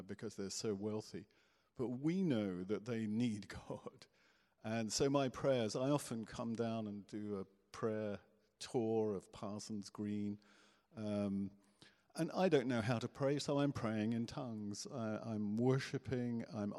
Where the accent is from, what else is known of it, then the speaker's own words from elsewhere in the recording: Guernsey; I was born in Guernsey